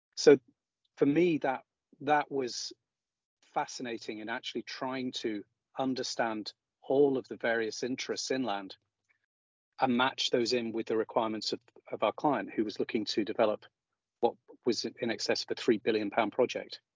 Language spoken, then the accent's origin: English; High Peak, East Midlands, United Kingdom; moved away as an adult; also born or lived in Aberdeen; now in Scotland, United Kingdom; close to where I grew up in the High Peak